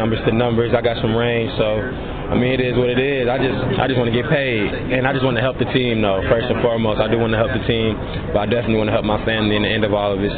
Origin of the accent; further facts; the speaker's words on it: Michigan, United States; moved away as an adult; Michigan was my first offer coming out of high school, and I was from Michigan, so I just decided to stay home.